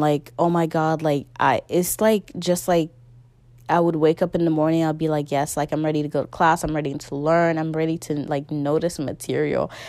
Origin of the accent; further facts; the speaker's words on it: Guinea; moved away; my original country, my home country is Guinea